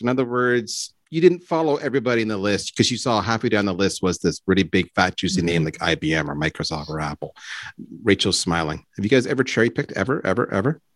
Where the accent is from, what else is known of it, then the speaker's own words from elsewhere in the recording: Canada; I'm Canadian.